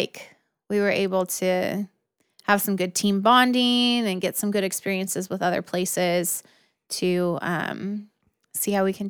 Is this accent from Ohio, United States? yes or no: no; Tracy, California, United States; because growing up in Tracy is pretty similar to Fresno.